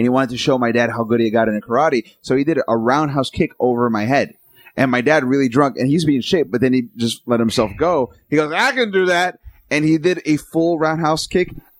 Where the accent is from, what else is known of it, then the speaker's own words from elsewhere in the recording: New York, United States; I grew up in New York